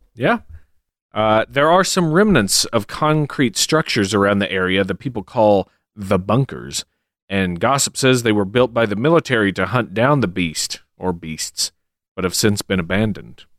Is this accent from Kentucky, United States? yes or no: yes; Kentucky, United States; my home state, my old Kentucky home. That's right, Kentucky